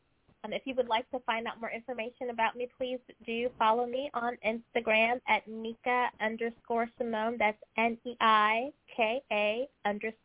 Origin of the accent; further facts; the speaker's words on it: Kings Mountain, North Carolina, United States; now in Richmond, Virginia, United States; I currently live in the Richmond, Virginia area, but I am originally from Kings Mountain, North Carolina, which is about 30 minutes south of Charlotte. So that is my home, am proud North Carolinian